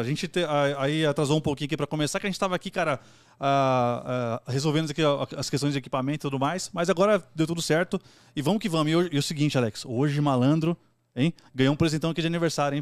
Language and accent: Portuguese; São Paulo, Brazil; a gente também é lá, da, lá de Itaquera